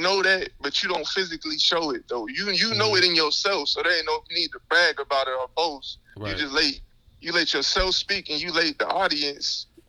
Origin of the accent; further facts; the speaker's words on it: Mississippi, United States; also born or lived in Pittsburgh, Pennsylvania; now in Aliquippa, United States; I'm originally from Mississippi. I moved down this way, moved to Pittsburgh, Northview Heights. Then we found our way to Aliquippa. Come to find out, we had a whole bunch of family down in this town, so it felt just like home coming down here.